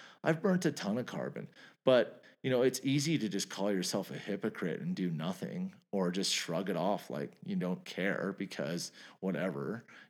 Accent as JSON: {"language": "English", "country": "Canada", "said": "I'm Canadian."}